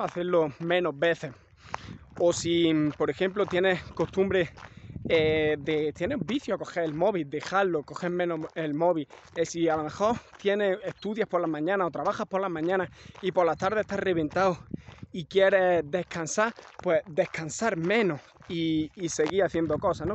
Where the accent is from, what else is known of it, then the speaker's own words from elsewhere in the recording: Andalusia, Spain; soy andaluz